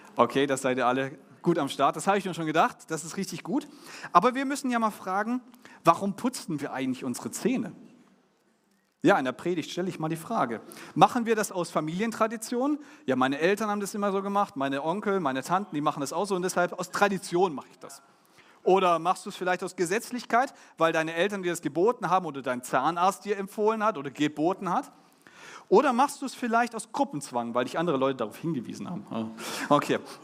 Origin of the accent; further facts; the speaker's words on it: Germany; now in Düsseldorf, Germany; Wir als Deutsche